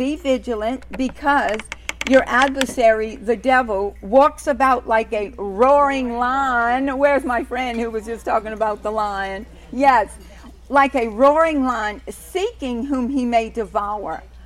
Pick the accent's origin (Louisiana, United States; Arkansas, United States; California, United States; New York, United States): Louisiana, United States; New Orleans; accent: New Orleans brogue; I'm from New Orleans